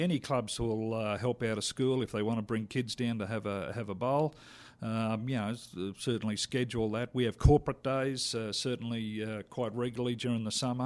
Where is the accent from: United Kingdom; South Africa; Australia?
Australia; moved away as an adult; now in Calgary, Canada; I'm Australian